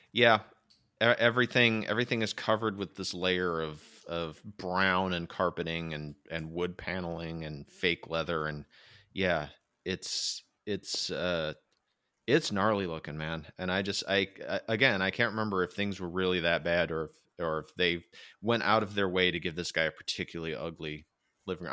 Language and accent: English; Michigan, United States; now in California, United States; I grew up in Michigan, which is an extremely flat place